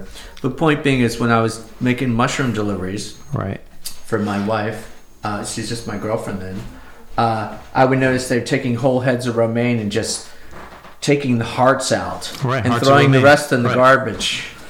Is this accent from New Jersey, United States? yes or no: yes; New Jersey, United States; moved away as an adult; also born or lived in New York City, New York; now in upstate New York, United States; I'm from the Garden State, New Jersey.